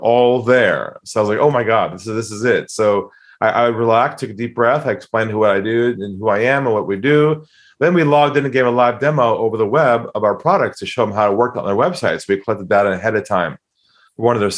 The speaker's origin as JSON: {"language": "English", "town": "San Diego", "region": "California", "country": "United States", "tie": "born or raised there", "also_born_or_lived": "Los Angeles, United States", "moved": "as an adult", "lives_now": "Australia", "said": "I'm from California originally, from San Diego. Grew up in there"}